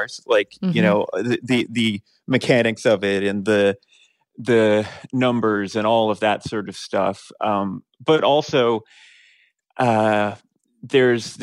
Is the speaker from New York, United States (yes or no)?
no; Morgantown, West Virginia, United States; I grew up in Morgantown, West Virginia